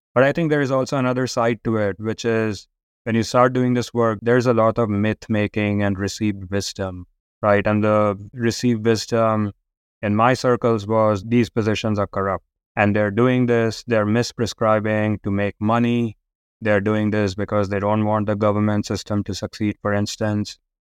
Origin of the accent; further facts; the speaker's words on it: India; growing up in India